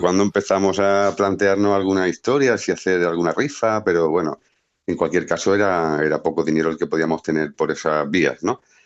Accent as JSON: {"language": "Spanish", "town": "Cardeña", "region": "Andalusia", "country": "Spain", "tie": "born or raised there", "moved": "yes", "lives_now": "Jerez de la Frontera, Spain", "said": "en Cardeña, que es mi pueblo"}